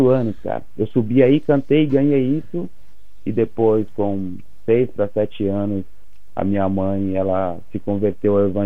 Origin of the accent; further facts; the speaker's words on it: Viçosa, Minas Gerais, Brazil; Eu sou de Minas Gerais. Sou de Viçosa.